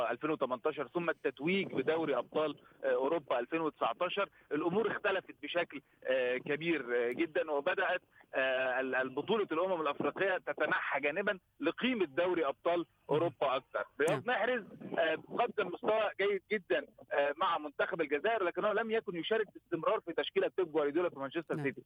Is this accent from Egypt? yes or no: yes; Egypt; انا انا كمصري